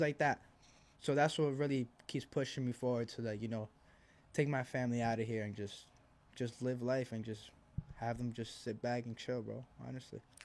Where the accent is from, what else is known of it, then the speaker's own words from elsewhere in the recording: Elizabeth, New Jersey, United States; also born or lived in Argentina / Milwaukee; I grew up here. Like, I'm from Jersey